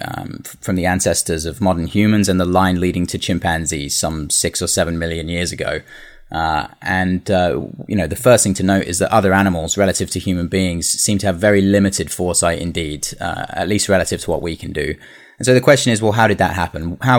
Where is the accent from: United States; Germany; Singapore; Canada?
Singapore; also born or lived in London; So I'm originally from London. I don't know if you can tell from the accent, but I grew up in Singapore.